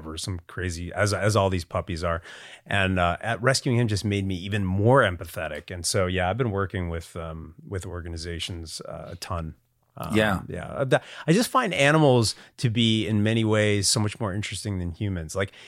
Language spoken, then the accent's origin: English; United States; I grew up 45 minutes outside of New York City